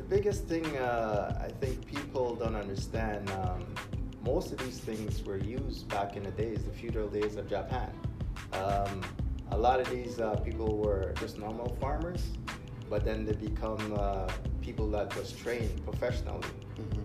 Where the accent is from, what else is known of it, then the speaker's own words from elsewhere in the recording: Guyana; moved away; back in my country, I'll, I'll give you a little deeper uh, emphasis there. Like uh, I was born in Guyana